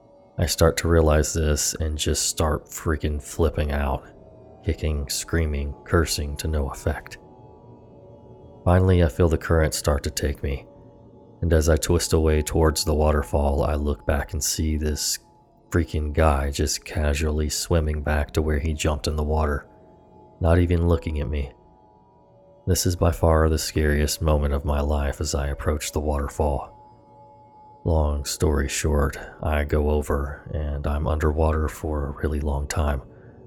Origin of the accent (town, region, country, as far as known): the South, United States; born or raised there